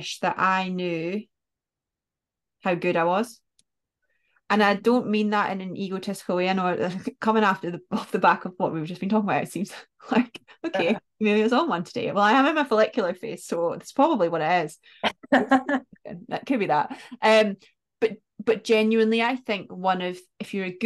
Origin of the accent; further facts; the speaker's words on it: Scotland, United Kingdom; because I'm Scottish